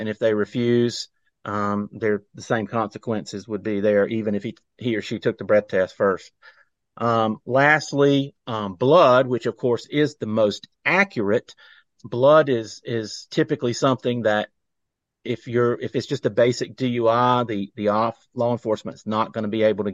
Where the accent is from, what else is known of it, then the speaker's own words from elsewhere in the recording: Rock Hill, South Carolina, United States; I grew up in South Carolina, Rock Hill specifically